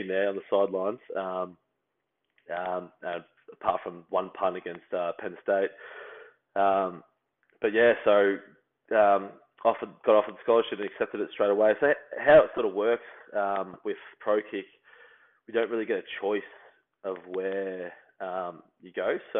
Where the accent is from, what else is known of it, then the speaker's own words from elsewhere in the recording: Australia; moved away as an adult; now in Illinois, United States; being another Australian